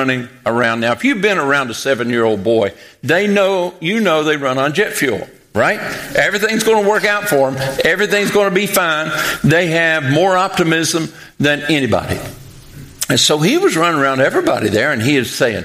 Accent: Pikeville, Kentucky, United States; moved away as an adult; now in Western Kentucky, United States; I'm from Pikeville, Kentucky

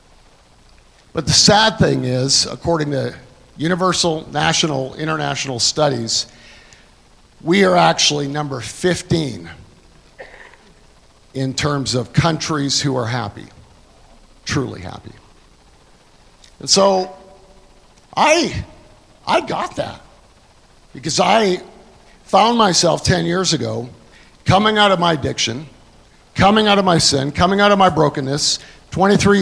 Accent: Canada; now in United States; I'm a Canadian. I came to America in 1984

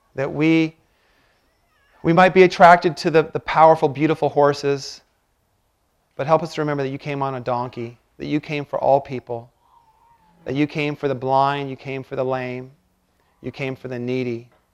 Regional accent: Washington, United States; now in Malibu, United States; I grew up in Washington

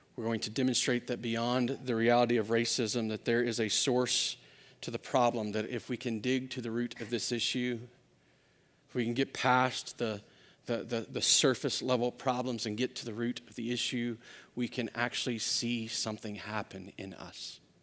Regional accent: Louisiana, United States; also born or lived in Arkansas; I grew up in Louisiana, and, and, uh, before that, I was born in Arkansas

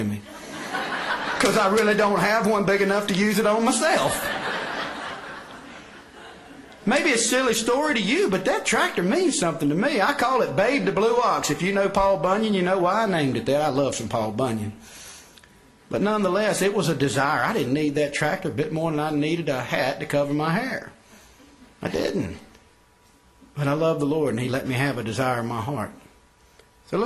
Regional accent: Person County, North Carolina, United States; I was born and raised here in Person County

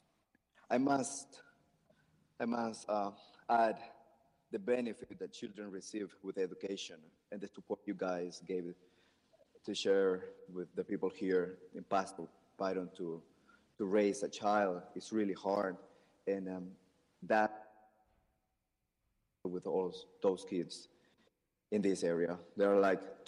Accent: Nicaragua; I'm from Nicaragua

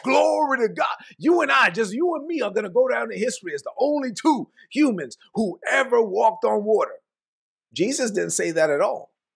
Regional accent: New York City, New York, United States; I was born in Brooklyn. I was raised on, on welfare, food stamps, government cheese

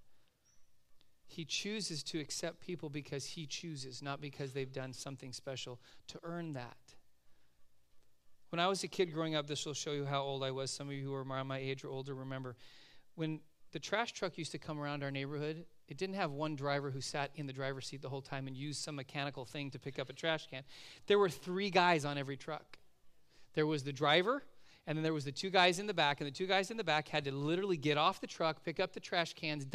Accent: Southern California, United States; moved away as an adult; also born or lived in Oregon; now in Simi Valley, United States; growing up in Southern California

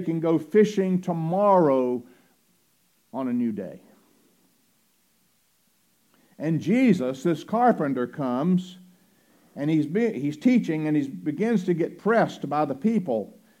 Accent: Roanoke Rapids, North Carolina, United States; the name of my hometown is Roanoke Rapids

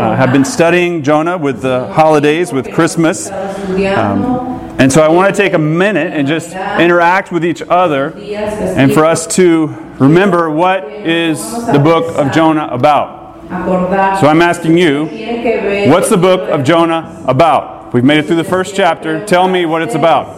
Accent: Georgia, United States; I grew up in Georgia

